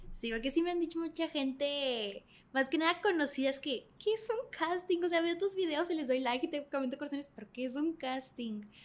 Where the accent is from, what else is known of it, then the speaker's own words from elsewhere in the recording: Mexico; yo era la única mexicana